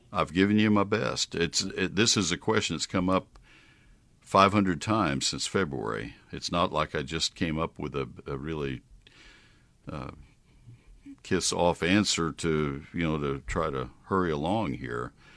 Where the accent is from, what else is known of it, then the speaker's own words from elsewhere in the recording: College Station, Texas, United States; I grew up with it in College Station